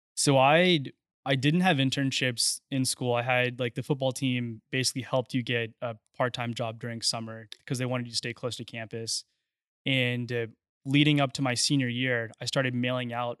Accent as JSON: {"language": "English", "town": "Friendswood", "region": "Texas", "country": "United States", "tie": "born or raised there", "said": "I grew up in Friendswood, which is just south of Houston"}